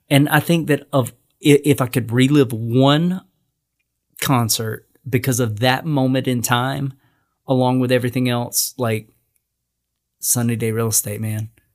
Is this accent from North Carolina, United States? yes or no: yes; North Carolina, United States; I'm from North Carolina.